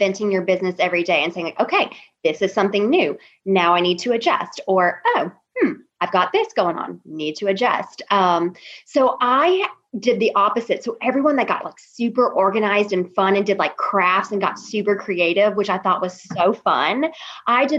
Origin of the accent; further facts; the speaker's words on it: Memphis, Tennessee, United States; moved away as an adult; also born or lived in Alabama; now in Little Rock, United States; I grew up in Memphis.